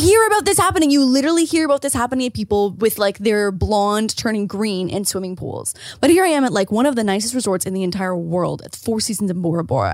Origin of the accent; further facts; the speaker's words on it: Rockford, Illinois, United States; moved away; my hometown and, like, thinking about it, like, being bleak and cold and dark